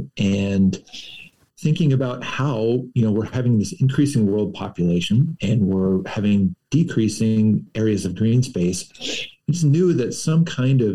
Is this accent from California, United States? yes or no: no; Moundridge, Kansas, United States; I grew up in Mound Ridge, only about 6 miles from Heston, where Dick Arboretum is located.